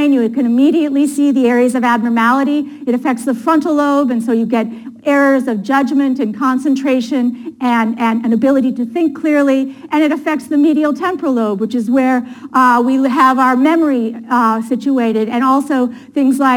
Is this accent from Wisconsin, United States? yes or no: yes; Appleton, Wisconsin, United States; moved away; also born or lived in Boston; I grew up in Appleton, Wisconsin, which is right outside of Green Bay.